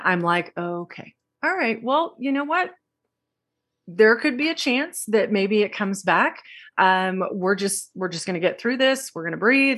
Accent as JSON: {"language": "English", "region": "Texas", "country": "United States", "tie": "born or raised there", "said": "I grew up in Texas and I grew up with a very large family"}